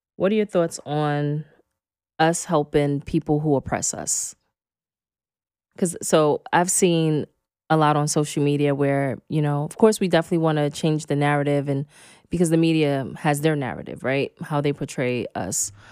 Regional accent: New York City, New York, United States; also born or lived in Los Angeles / Oakland; when I grew up in Red Hook projects

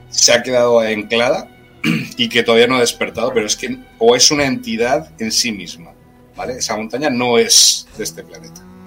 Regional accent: Granada, Andalusia, Spain; Granada, donde yo nací

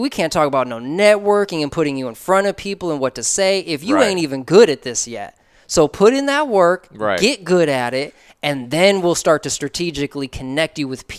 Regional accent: Chicago, Illinois, United States; I'm from Chicago. MJ all day.

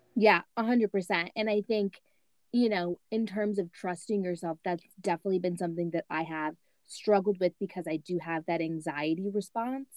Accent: Michigan, United States; I was born and raised in Michigan, but my parents are from Louisiana

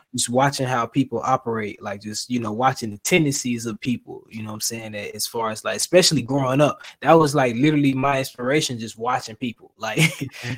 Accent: Florida, United States; now in Atlanta, United States; I'm from the South, right? But I'm from Florida, right? So I stay in Georgia now. I stay in Atlanta.

